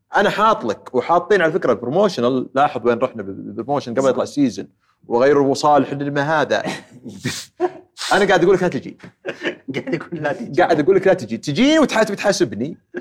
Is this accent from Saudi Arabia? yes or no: yes; Saudi Arabia; also born or lived in Houston, United States; إحنا ترى سعوديين